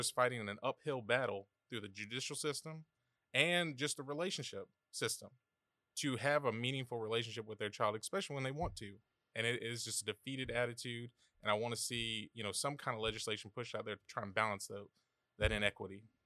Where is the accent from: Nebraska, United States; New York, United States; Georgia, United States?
Georgia, United States; Savannah; moved away; born and raised here in Savannah